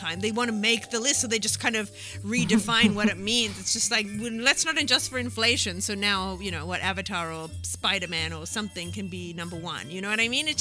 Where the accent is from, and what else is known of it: Australia